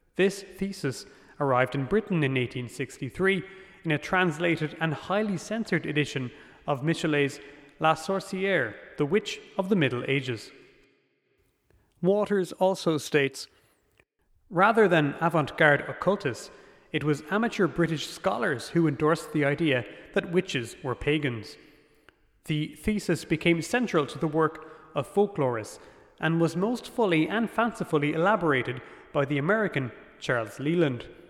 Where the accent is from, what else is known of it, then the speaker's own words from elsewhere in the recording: Ireland; as an Irish person